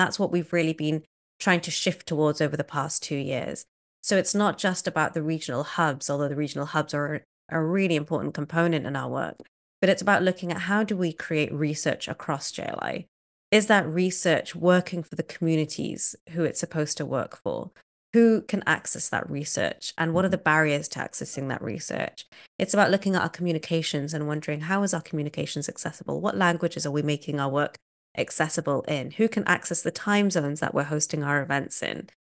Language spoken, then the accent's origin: English; Cardiff, Wales, United Kingdom; moved away as an adult; also born or lived in Kenya; now in United States; I was born in a city called Cardiff, which is the capital of Wales